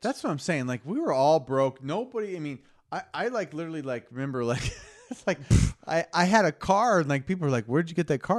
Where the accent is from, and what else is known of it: Lincoln, Nebraska, United States; born or raised there